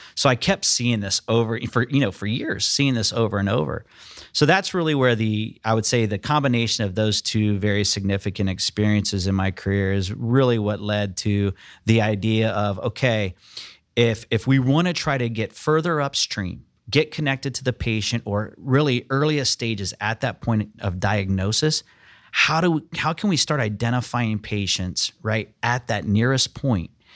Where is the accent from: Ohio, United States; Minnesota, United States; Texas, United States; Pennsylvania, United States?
Ohio, United States; Lima; I'm from Ohio, actually Northwest Ohio, so I'm from Lima. grew up there, actually went to Elida High School there in Lima.